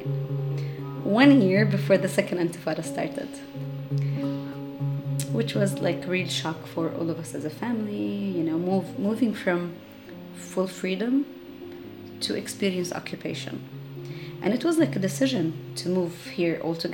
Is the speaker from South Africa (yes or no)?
no; Amman, Amman Governorate, Jordan; now in Beit Jala, Palestine; I was born and raised in Amman, Jordan, and I come from a refugee family.